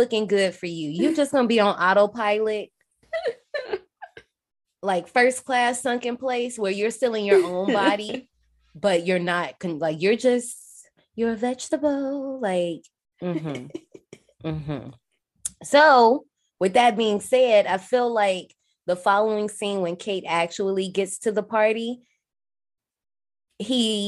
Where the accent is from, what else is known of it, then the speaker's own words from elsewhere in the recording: Gary, Indiana, United States; I'm from Gary, but we get Chicago radio.